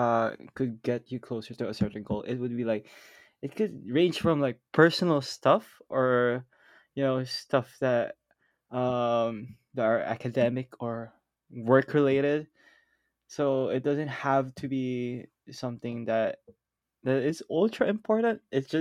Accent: Philippines; now in Japan; I'm from the Philippines.

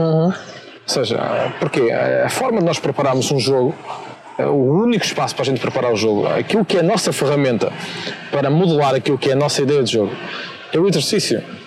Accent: Vila Pouca de Aguiar, Norte, Portugal; eu sou de Sabroso e Guiar, uma aldeia no, no concelho de Vila Pouca, distrito de Vila Real

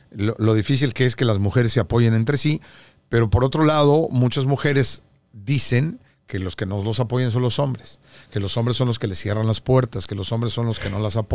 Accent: Mexico; now in United States

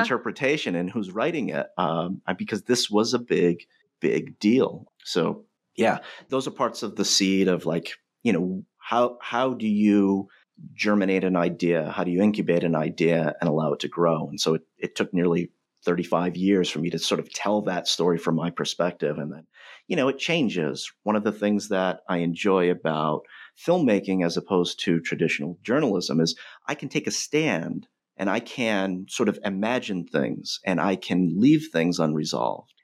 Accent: North Providence, Rhode Island, United States; as an outsider growing up in North Providence

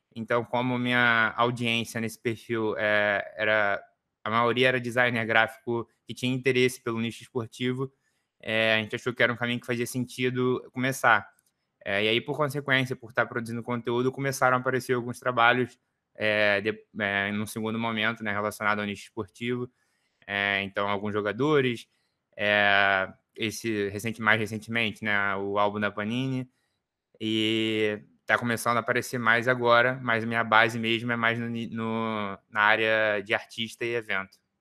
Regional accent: Rio de Janeiro, Brazil; eu sou aqui do Rio

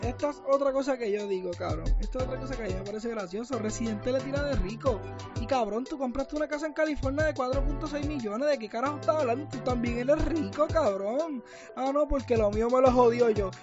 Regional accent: Puerto Rico

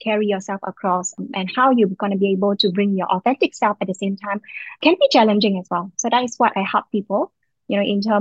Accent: Vietnam; moved away as an adult; now in Singapore; I was from Vietnam, but I've been living in Singapore for the last 18 years, and I've now become Singaporean

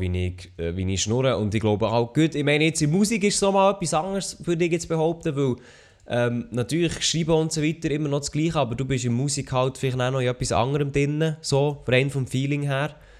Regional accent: Switzerland; bei uns in der Schweiz

